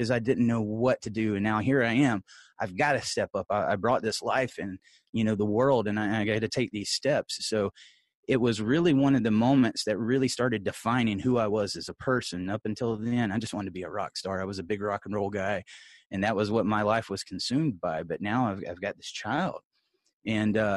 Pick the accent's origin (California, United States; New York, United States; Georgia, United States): Georgia, United States; Columbus; I'm a Georgia boy. I'm from Columbus, Georgia. I grew up the son of a pastor.